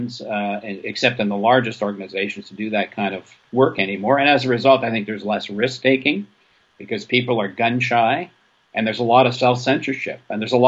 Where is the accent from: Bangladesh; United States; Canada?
Canada; Waterloo, Quebec; moved away; I went back to my hometown in Waterloo